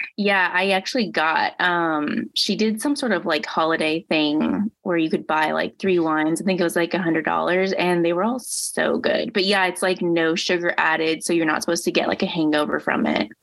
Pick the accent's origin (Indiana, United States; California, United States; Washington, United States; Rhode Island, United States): Indiana, United States; moved away; I grew up in Indiana